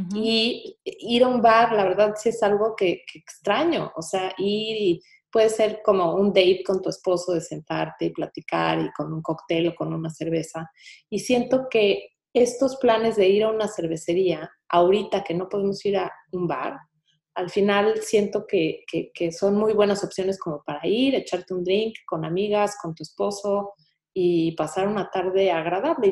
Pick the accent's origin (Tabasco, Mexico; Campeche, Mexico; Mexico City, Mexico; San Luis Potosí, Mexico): Mexico City, Mexico; now in Houston, United States; Yo como buena chilanga